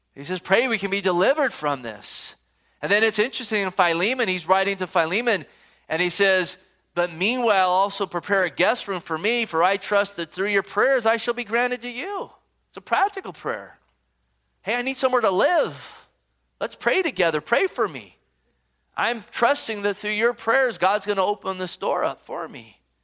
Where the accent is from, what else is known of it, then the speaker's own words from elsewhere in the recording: Gilroy, California, United States; I grew up in Gilroy